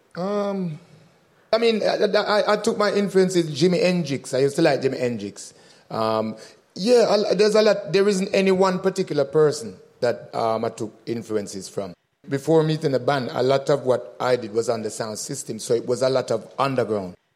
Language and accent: English; Birmingham, West Midlands, United Kingdom; also born or lived in Jamaica; growing up in Birmingham